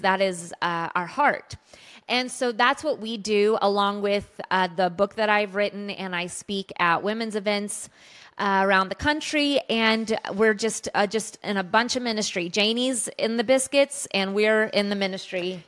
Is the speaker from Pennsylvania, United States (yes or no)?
no; Colorado, United States; we grew up in Colorado, and our dad was a, a worship pastor at a large church there